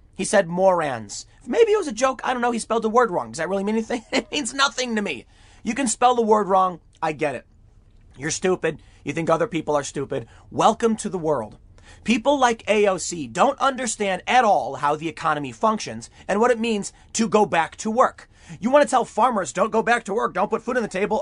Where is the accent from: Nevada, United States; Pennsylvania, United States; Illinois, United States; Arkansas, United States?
Illinois, United States; Chicago; moved away; also born or lived in New York City, New York; I grew up in Chicago